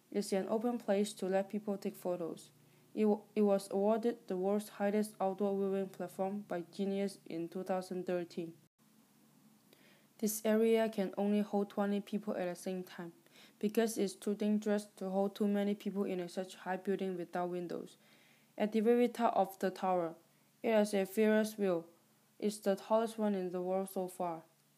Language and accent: English; Guangzhou, Guangdong, China; English is a second language; also born or lived in Winnetka, Illinois; now in United States; I was born in Guangzhou, China, but I am living in the United States with my family.